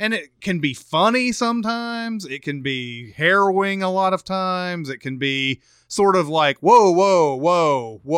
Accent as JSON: {"language": "English", "town": "Brooklyn", "region": "New York", "country": "United States", "tie": "born there", "said": "Like, hey, I was born in Brooklyn, and everybody's like, oh!"}